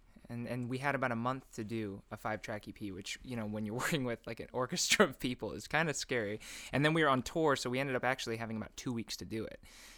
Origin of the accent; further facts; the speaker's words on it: Calaveras County, California, United States; I write the music, and I play guitar and piano, and I'm from the middle of nowhere, California. Calaveras County represent.